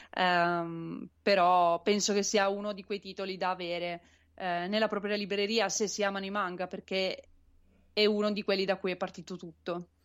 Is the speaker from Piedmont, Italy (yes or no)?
yes; Turin, Piedmont, Italy; io sono di Torino